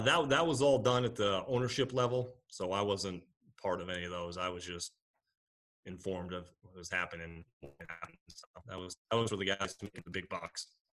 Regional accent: Rhode Island, United States; moved away; I'm originally from Rhode Island

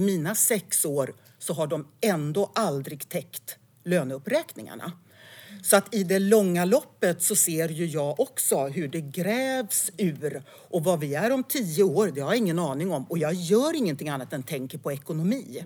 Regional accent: Älvdalen, Dalarna County, Sweden; moved away; also born or lived in Falun / Stockholm; jag är född på Falu lasarett och eh, det står i mitt pass att jag kommer från Älvdalen

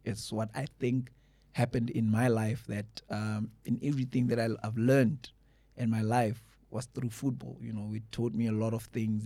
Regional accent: Mpumalanga, South Africa; where I was born in Mpumalanga.

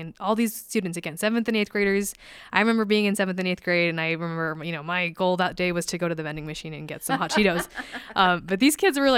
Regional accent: Utah, United States; I grew up here in Utah, born and raised

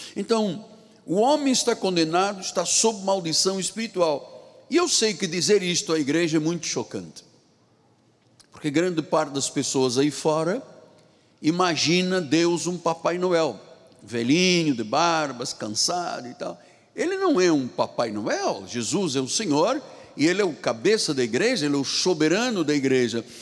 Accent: Angola; moved away; lá na minha terra em Angola

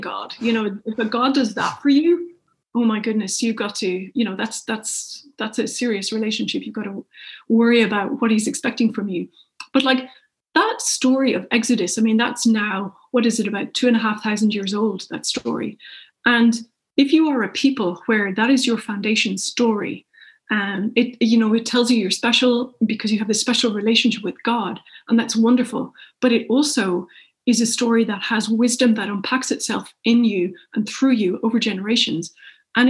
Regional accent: Ireland; now in United Kingdom; as an Irish person in the UK

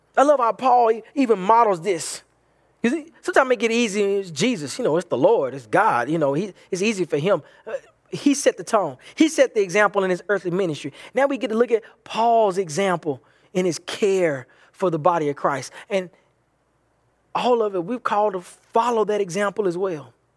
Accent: the Bible Belt, United States; from where I'm from, um, in, growing up in the Bible Belt

